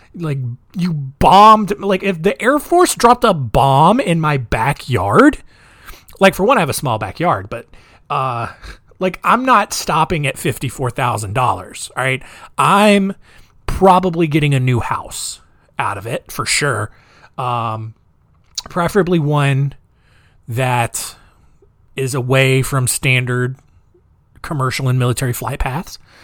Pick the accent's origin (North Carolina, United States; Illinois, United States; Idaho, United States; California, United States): North Carolina, United States; Goldsboro; my hometown of Goldsboro, North Carolina